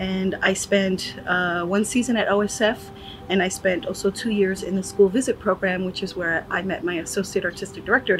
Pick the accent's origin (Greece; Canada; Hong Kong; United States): United States; New York; also born or lived in Newark, New Jersey; I'm Puerto Rican from New York. I was actually born in Newark, New Jersey. I'm the youngest of eight kids. My parents are from Puerto Rico.